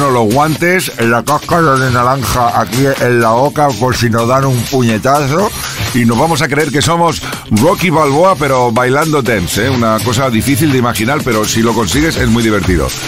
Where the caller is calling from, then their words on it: Seville, Andalusia, Spain; Buenas noches y un saludo para ti, Kike y Yuri. … de Sevilla. Ponme este temazo.